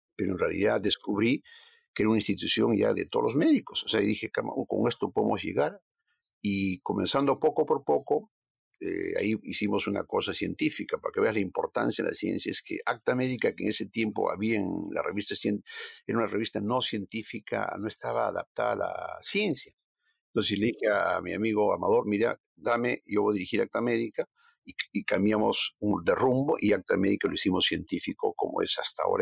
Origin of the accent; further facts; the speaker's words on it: Ancash, Peru; mi tierra, pues yo soy ancashino